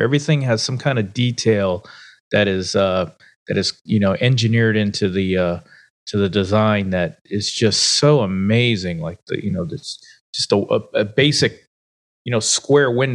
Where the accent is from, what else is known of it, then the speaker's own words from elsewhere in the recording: Newport, Rhode Island, United States; moved away; I grew up in Newport, Rhode Island